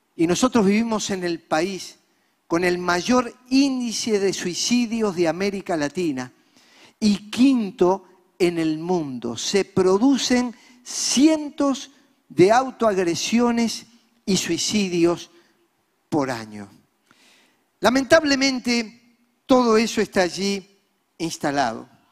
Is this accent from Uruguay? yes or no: yes; Montevideo, Uruguay; Nosotros somos uruguayos, nacidos aquí. Yo nací en La Teja, el popular barrio montevideano